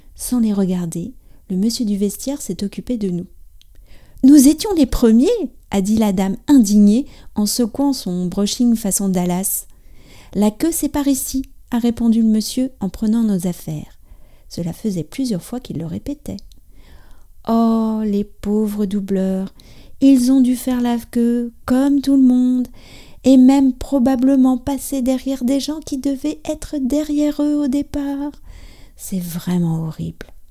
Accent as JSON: {"language": "French", "country": "France", "said": "je suis française, j'habite près de Paris"}